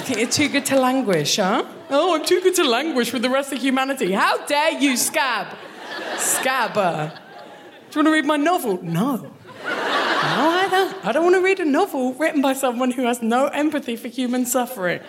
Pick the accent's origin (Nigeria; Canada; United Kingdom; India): United Kingdom; Kent, South East England; moved away as an adult; now in Glasgow, United Kingdom; I am from Kent, the worst part of England.